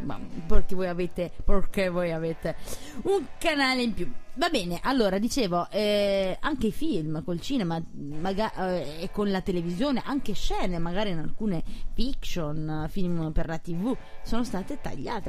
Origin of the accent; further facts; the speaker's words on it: Naples, Campania, Italy; io essendo napoletana